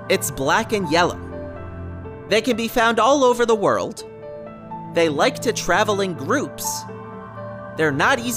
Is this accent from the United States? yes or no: yes; New Jersey, United States; I'm from New Jersey. I work in consulting and I'm engaged to my wonderful fiance.